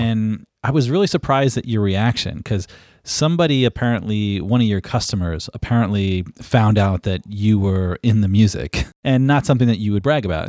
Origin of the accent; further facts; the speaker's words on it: North Carolina, United States; I'm from North Carolina